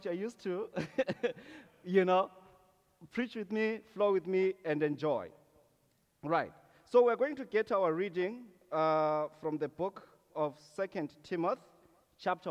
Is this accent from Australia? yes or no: no; Zimbabwe; moved away as an adult; now in Canada; I'm originally from Zimbabwe